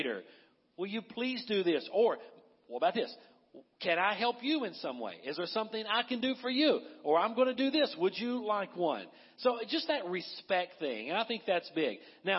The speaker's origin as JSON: {"language": "English", "region": "the South", "country": "United States", "tie": "born or raised there", "said": "I was raised in the South"}